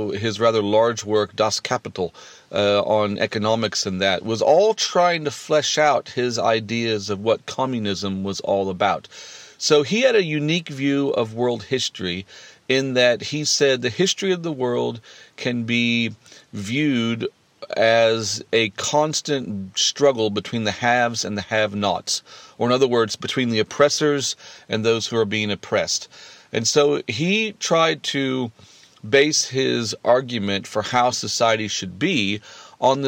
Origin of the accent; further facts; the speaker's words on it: United States; growing up in America in the 80s